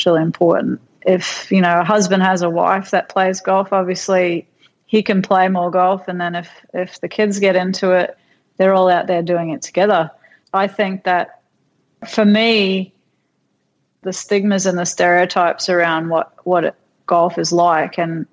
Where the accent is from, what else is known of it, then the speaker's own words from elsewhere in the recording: North Queensland, Australia; moved away as an adult; now in United States; I was this kid from North Queensland, country kid